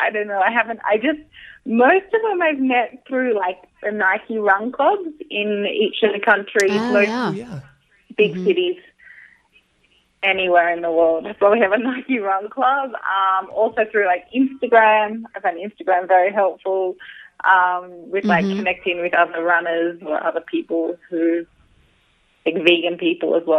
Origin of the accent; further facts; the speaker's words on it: Sydney, New South Wales, Australia; moved away as an adult; also born or lived in New York; I'm from Sydney. I grew up there, and then I lived in New York for the past 2.5 years